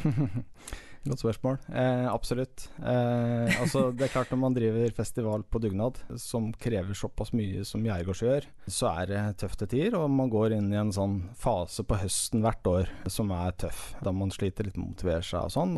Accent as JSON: {"language": "Norwegian", "town": "Sarpsborg", "region": "Østfold", "country": "Norway", "moved": "yes", "lives_now": "Jæren, Norway", "said": "er fra Sarpsborg i Østfold"}